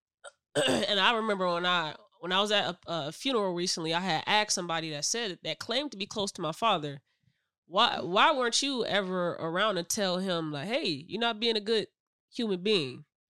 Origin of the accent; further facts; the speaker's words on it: Michigan City, Indiana, United States; that's where we grew up at in Michigan City.